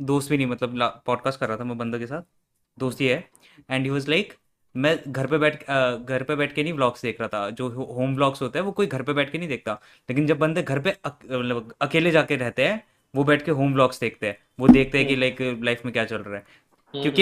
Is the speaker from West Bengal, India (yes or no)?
no; Punjab, India; मैं पंजाब से हूँ